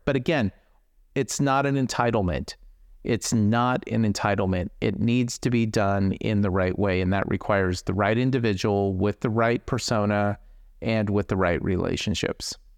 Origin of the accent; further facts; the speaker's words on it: Silicon Valley, California, United States; growing up in Silicon Valley